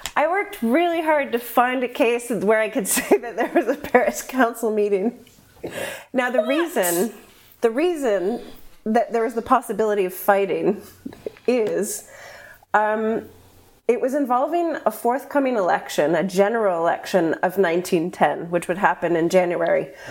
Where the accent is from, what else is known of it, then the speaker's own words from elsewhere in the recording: United States; I'm just American